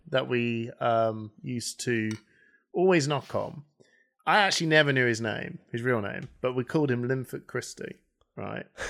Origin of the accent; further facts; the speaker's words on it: United Kingdom; we're British as well